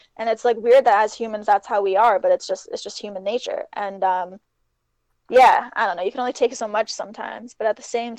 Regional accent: Canada; Both of us being Canadian

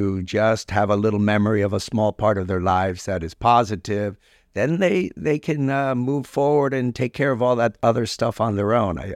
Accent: Cuba; born there; Uh, okay. Um, so we go way back, right? Uh, uh, I was born in Cuba, and uh, um, my dad was a doctor.

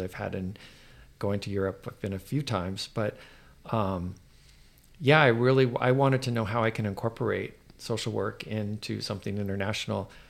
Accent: United States; I'm American

